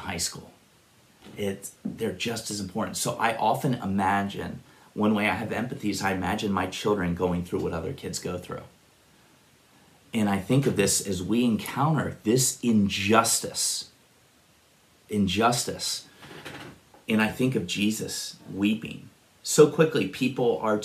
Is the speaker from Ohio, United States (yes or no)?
yes; Upper Arlington, Ohio, United States; also born or lived in Worthington, Ohio; I grew up in Upper Arlington, Worthington